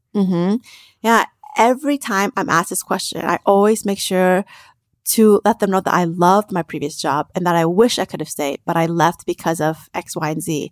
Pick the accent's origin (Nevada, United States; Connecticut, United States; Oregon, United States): Nevada, United States; Las Vegas; I grew up in Las Vegas from im-, immigrant parents